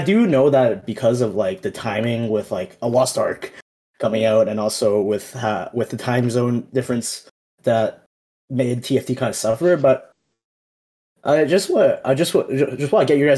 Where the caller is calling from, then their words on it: Edmonton, Alberta, Canada; I'm calling from Edmonton, Alberta, Canada.